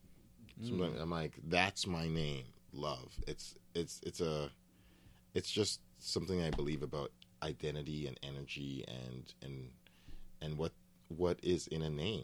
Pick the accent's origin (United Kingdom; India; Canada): Canada; Edmonton, Alberta; also born or lived in Ottawa / Fort McMurray / Toronto; We were in many different cities. I grew up in Edmonton and Ottawa and Fort McMurray and Toronto.